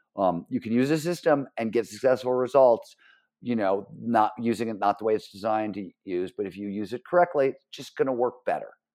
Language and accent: English; Cleveland, Ohio, United States; born or raised there